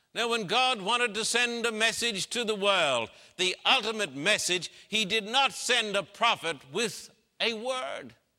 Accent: Brisbane, Queensland, Australia; my hometown in Brisbane, Queensland, Australia

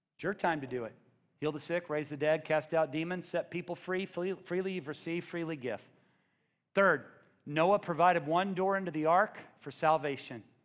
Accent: Missouri, United States; I'm from the Midwest. I'm from Missouri.

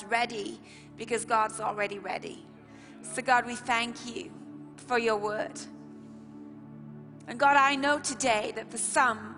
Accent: Bradford, Yorkshire and the Humber, United Kingdom; We're from Bradford

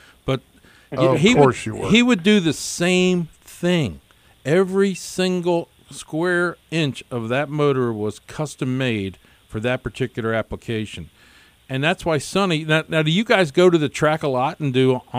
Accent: Gibbsboro, New Jersey, United States; I'm from Atco, New Jersey.

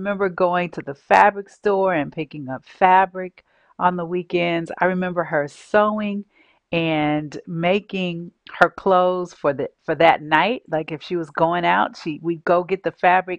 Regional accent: San Francisco, California, United States; As a young child, I grew up in San Francisco, California, with a single mom

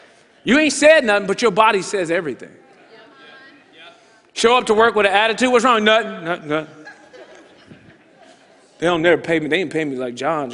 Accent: United States; we are from America

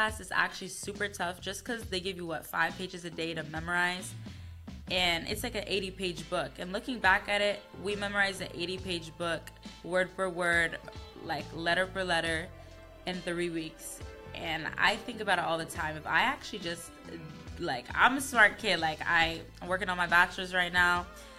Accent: Queens, New York, United States; So I'm originally from Queens, New York.

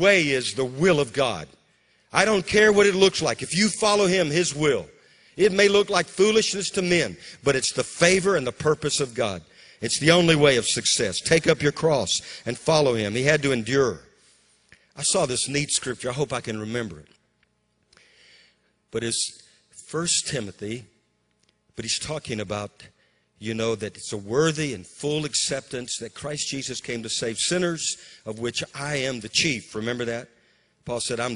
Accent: Bogalusa, Louisiana, United States; moved away; also born or lived in Amarillo, Texas / Waco, Texas / Moravian Falls, North Carolina; my hometown, Bogalusa, was one of the strongholds of the KKK

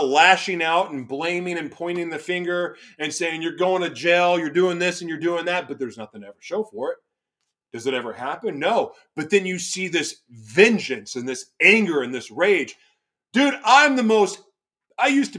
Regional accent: Oklahoma, United States; also born or lived in Los Angeles / Florida; now in Minnesota, United States; where I grew up in Oklahoma, you're checking the box if you go to church

